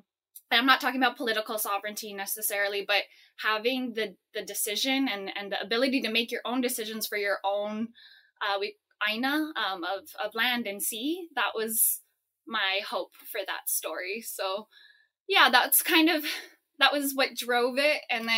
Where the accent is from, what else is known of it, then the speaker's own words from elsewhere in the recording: Hawaii, United States; I'm both Polish and Native Hawaiian. I grew up in Hawaii.